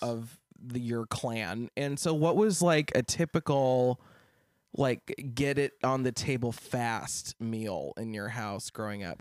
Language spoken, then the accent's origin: English; Lincoln, Nebraska, United States; my hometown of Lincoln